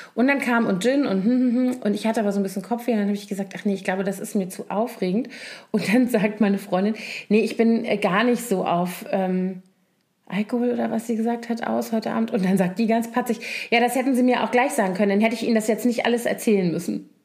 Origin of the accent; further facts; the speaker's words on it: Rhineland, Germany; ich als Rheinländerin